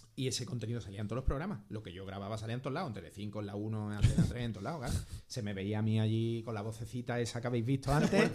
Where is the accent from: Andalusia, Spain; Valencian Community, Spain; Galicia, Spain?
Andalusia, Spain; yo era andaluz, andaluz